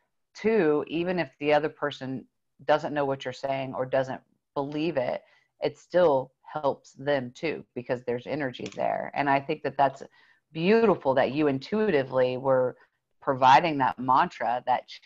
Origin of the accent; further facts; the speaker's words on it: the South, United States; I grew up here in the South